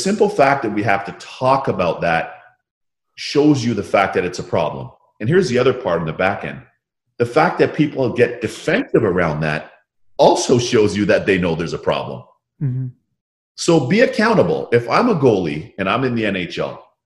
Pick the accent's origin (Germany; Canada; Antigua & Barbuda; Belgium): Canada; Toronto, Ontario; Toronto Raptors and my hometown, the Raptors